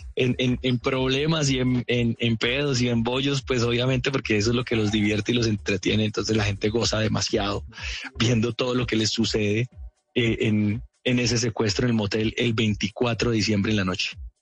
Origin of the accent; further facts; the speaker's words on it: Cúcuta, Norte de Santander, Colombia; accent: cucuteño; yo amo Cúcuta con todo mi corazón, con toda mi alma, pero la verdad se ha dicho, nosotros tenemos un acento horrible